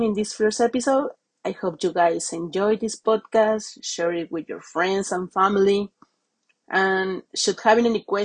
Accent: Mexico; accent: Latin; English is a second language; moved away as an adult; now in London, United Kingdom; I have friends back in Mexico who I hope to see in July when I visit my hometown.

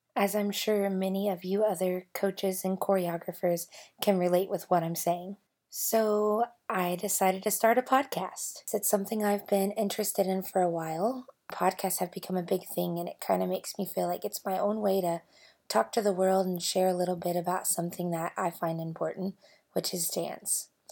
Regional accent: Louisville, Kentucky, United States; moved away as an adult; now in Bentonville, United States; I grew up in Louisville, Kentucky

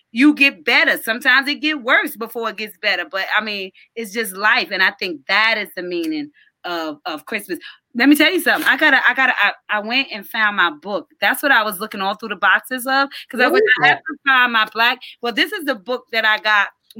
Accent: New York, United States; my church that I grew up in New York

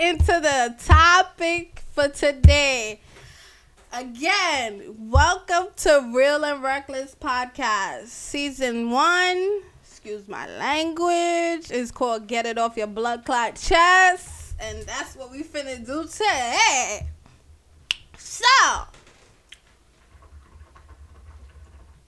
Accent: Jamaica; I'm Jamaican

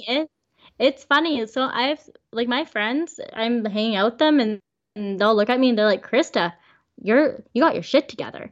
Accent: Vancouver, British Columbia, Canada; we're from Vancouver?

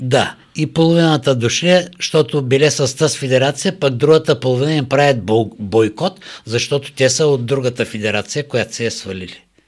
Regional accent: Varna, Varna Province, Bulgaria; не че съм българин, не че съм от Варна

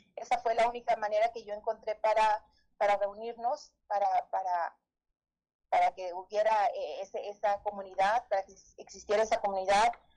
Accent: Saltillo, Coahuila, Mexico; Nací y crecí aquí en Saltillo

